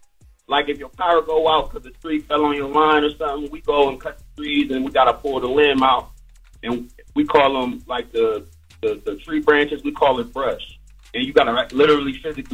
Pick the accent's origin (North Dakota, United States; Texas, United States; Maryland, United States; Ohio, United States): Ohio, United States; Columbus; I'm from Columbus, Ohio, man, and I work for this tree trimming company.